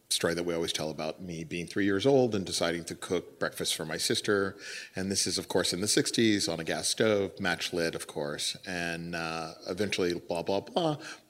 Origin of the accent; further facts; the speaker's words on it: Los Angeles, California, United States; moved away as an adult; also born or lived in San Francisco; now in New York, United States; born and raised in Los Angeles, resided in San Francisco for about 15, 17 years